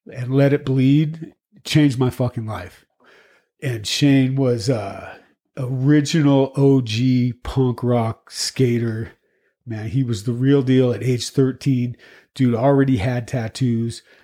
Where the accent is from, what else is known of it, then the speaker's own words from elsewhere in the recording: Boulder, Colorado, United States; we grew up right here in Boulder, just on the other side of town